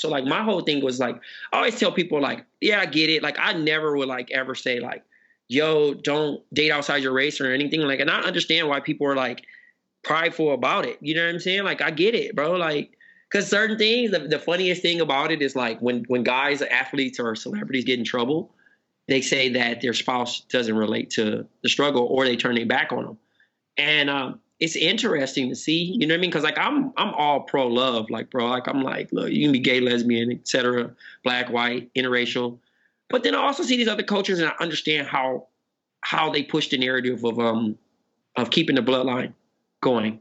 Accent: Compton, California, United States; moved away; also born or lived in Phoenix / Portland; I was from Compton.

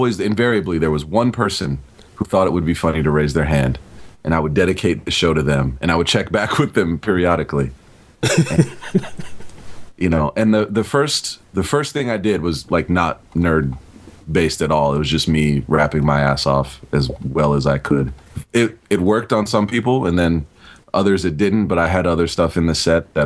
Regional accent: Atlanta, Georgia, United States; Atlanta, we did it again just because it's my hometown

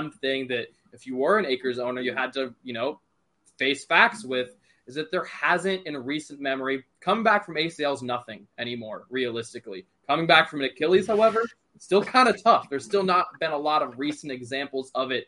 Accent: Cincinnati, Ohio, United States; I'm from the Cincinnati area

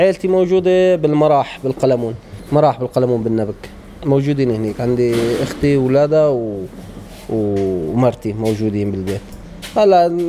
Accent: An-Nabk, Rif Dimashq, Syria; moved away as an adult; now in Khartoum, Sudan; أنا من القلمون من ريف النبك

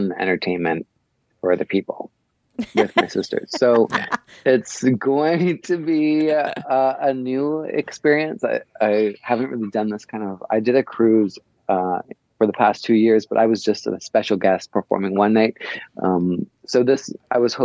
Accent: Canada; I'm from Canada, so we have, you know, pretty limited amount of large cities

